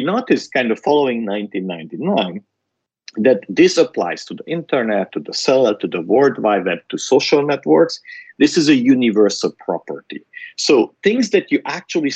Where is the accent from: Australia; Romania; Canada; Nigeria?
Romania; Transylvania; moved away; I grew up in Transylvania, which is in Romania, during the Ceausescu's